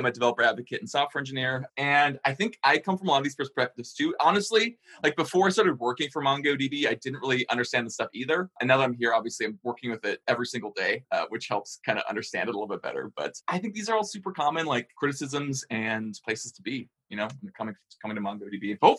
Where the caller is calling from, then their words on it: Minneapolis, Minnesota, United States; Yo! Hey, what's up? I'm coming from Minneapolis. It's nice and cool.